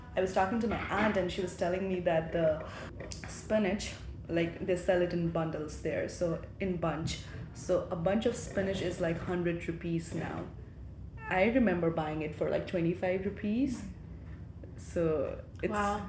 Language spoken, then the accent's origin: English; Ilam, Koshi Province, Nepal; first language Nepali; English is a second language; moved away as an adult; now in Worcester, United States; So I'm from Ilam, which is also known as the Queen of Hills in Nepal